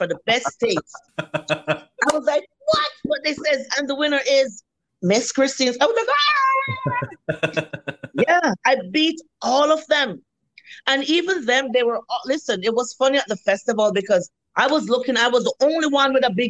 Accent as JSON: {"language": "English", "country": "Jamaica", "moved": "yes", "lives_now": "Winnipeg, Canada", "said": "I'm Jamaican"}